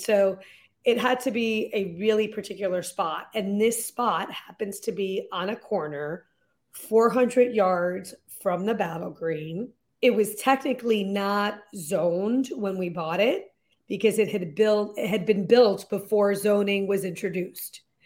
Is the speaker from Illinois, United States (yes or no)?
no; Lexington, Massachusetts, United States; also born or lived in London; we moved back to Lexington, Massachusetts, which is where I had moved when I was twelve, so it's my hometown